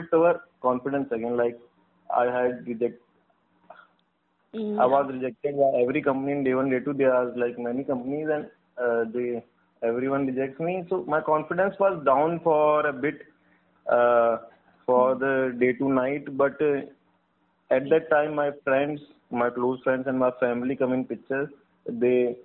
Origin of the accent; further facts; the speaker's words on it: Ajmer, Rajasthan, India; I'm from Rajasthan, Ajmer